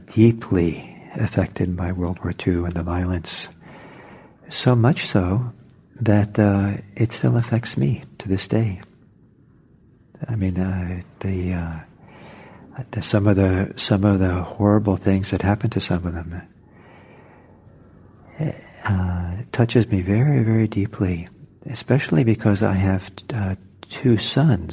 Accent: Norway; now in United States; I'm from Norway, and originally, and I went back there a few times

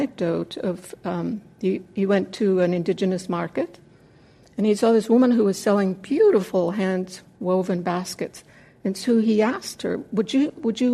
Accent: Mexico City, Mexico; moved away; When I was a kid growing up in Mexico City

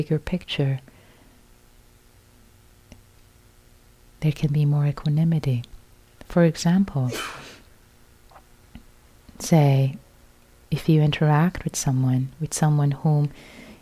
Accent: Iran; I was born in Iran, so I was born into a Muslim family

